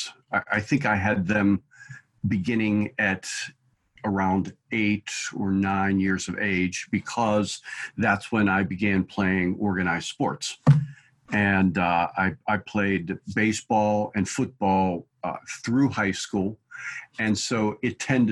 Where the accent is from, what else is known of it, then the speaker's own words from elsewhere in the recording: Pittsburgh, Pennsylvania, United States; I was raised in Pittsburgh and attended high school in the 70s.